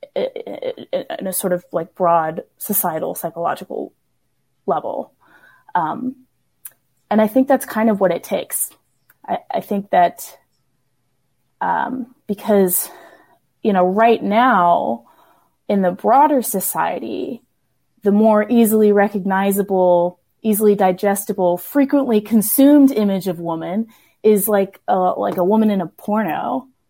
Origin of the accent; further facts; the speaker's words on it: the South, United States; I grew up in the South